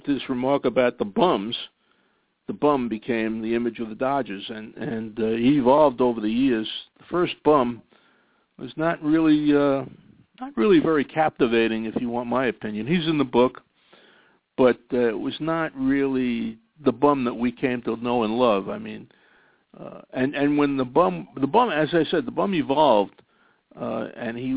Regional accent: New York City, New York, United States; I grew up in the Bronx

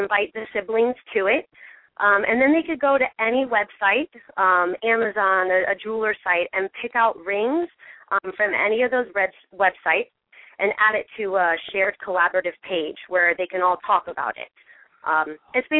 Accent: Bay Area, south of San Jose, California, United States; I'm from the Bay Area, just south of San Jose

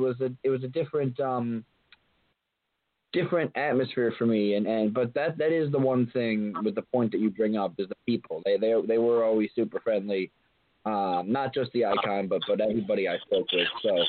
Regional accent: New York, United States; I'm from New York, so it's a lot different.

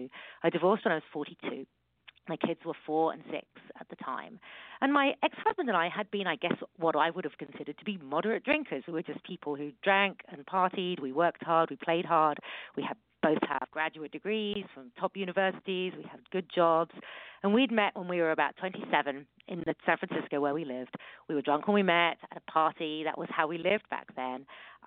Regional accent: United Kingdom; accent: British; moved away as an adult; now in California, United States; from my accent, you can hear that I'm British, but I live in America. I live in California, and I came over here more than 20 years ago

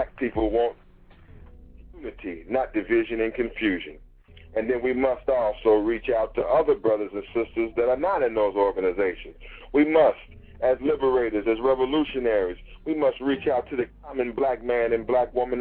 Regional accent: Los Angeles, California, United States; moved away; I'm from Los Angeles, California

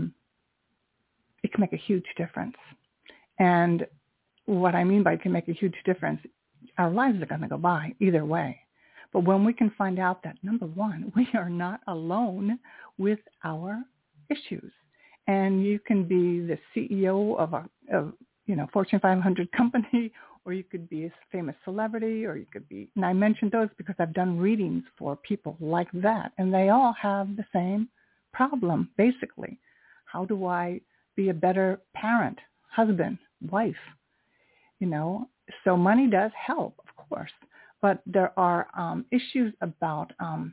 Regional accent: United States; I am Japanese American

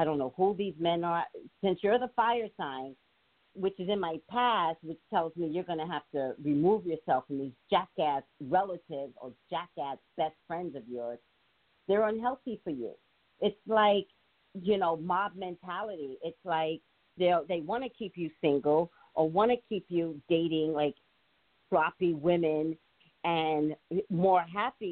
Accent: New York, United States; I'm from New York

